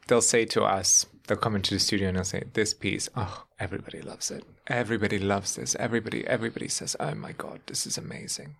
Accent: Germany; now in United States; if you grow up on continental Europe

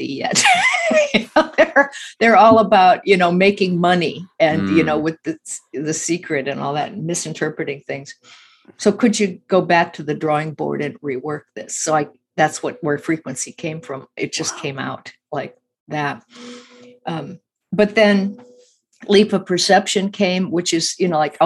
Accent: Midwest, United States; I grew up in the Midwest a lot

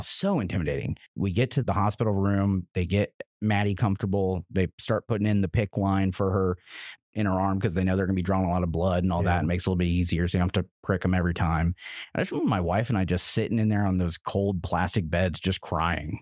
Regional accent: Roachdale, Indiana, United States; also born or lived in Lexington; now in Indianapolis, United States; I'm from Indiana, born and raised in a little town called Roachdale, Indiana, a t- town of 800 of us

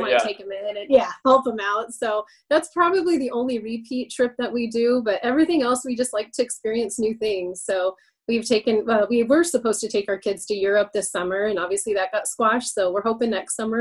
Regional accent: Montana, United States; moved away as an adult; now in Colorado, United States; I'm technically originally from Montana, born and bred. So we both grew up in beautiful states

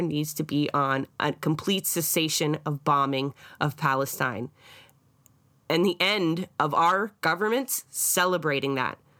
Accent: Scotland, United Kingdom; now in Canada; I am Scottish, and I was also raised to understand the resistance that went there against the English

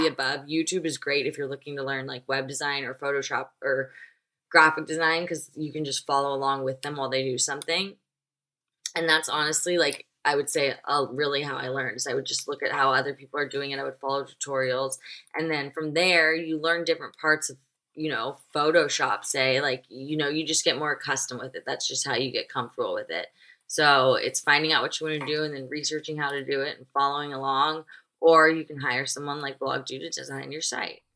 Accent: Nashville, Tennessee, United States; I'm from Nashville

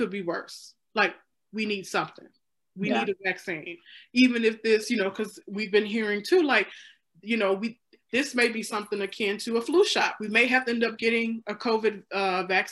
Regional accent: Mississippi, United States; now in Illinois, United States; I'm from Mississippi

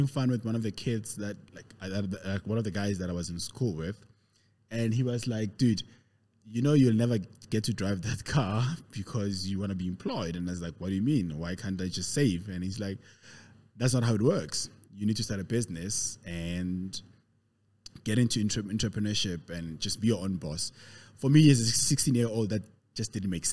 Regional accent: Pretoria, Gauteng, South Africa; also born or lived in Katlehong, East Rand / Soweto; I was born 40 odd years ago in the East Rand, Katlehong. I know everybody else figures I'm from Pretoria. I grew up in Pretoria though, lived in Soweto. So basically I'm a proper Gauteng guy, born and bred in Gauteng

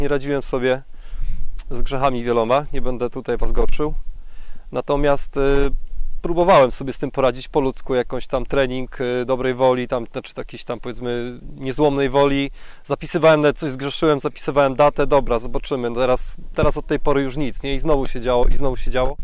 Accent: a small village near Głubczyce, Opole Voivodeship, Poland; now in Opole, Poland; Wychowałem się w malutkiej wiosce pod Głupczycami

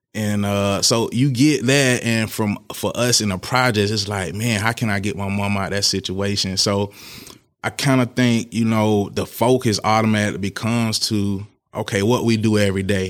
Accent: Tallahassee, Florida, United States; moved away as an adult; also born or lived in Virginia; I'm from Tallahassee, Florida, and, um, born and raised there

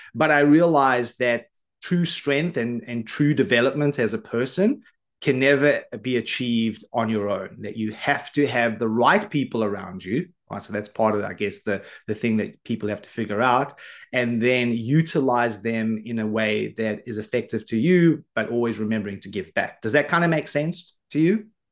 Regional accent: Johannesburg, Gauteng, South Africa; I grew up in South Africa on the south side of Johannesburg in government housing

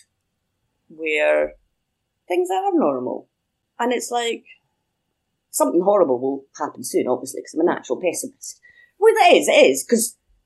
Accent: Edinburgh, Scotland, United Kingdom; moved away as an adult; back in my hometown

